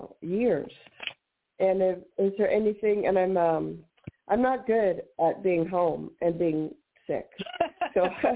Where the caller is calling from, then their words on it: New Mexico, United States; New Mexico.